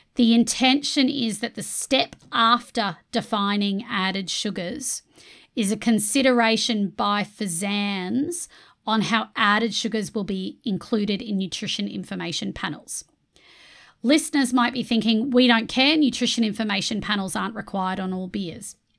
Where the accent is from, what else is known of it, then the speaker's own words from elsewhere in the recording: Australia; I'm an immigrant to Australia. I moved over here when I was five.